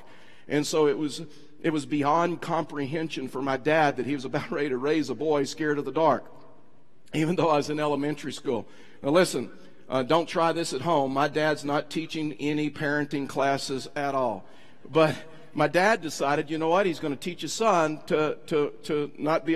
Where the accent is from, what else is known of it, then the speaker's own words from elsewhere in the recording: East Texas, United States; I was raised in East Texas. I'm from Texas.